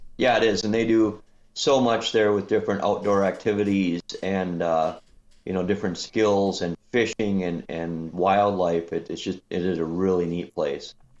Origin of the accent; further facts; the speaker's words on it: Minnesota, United States; I'm from Minnesota